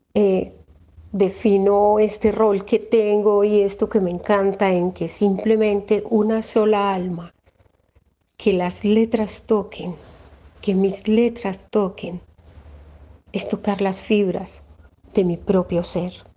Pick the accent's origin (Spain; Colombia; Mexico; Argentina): Colombia; Rionegro, Antioquia; soy de acá de Río Negro, Antioquia